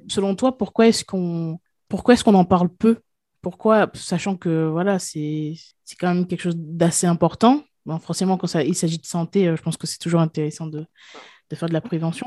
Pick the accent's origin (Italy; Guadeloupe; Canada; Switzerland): Guadeloupe; je viens de la Guadeloupe